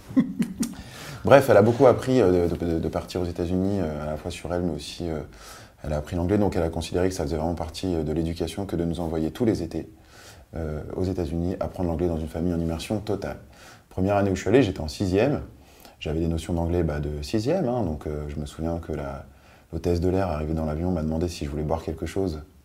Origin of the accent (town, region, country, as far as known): Paris, Île-de-France, France; born or raised there; also born or lived in Nice / Biot